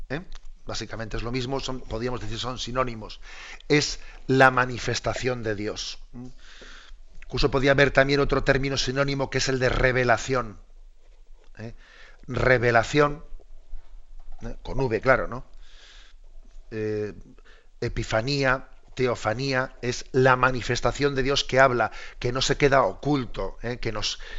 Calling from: Granada, Andalusia, Spain; de Granada.

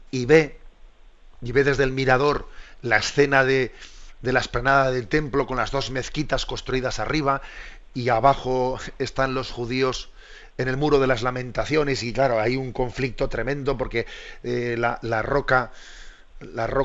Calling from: Granada, Andalusia, Spain; de Granada.

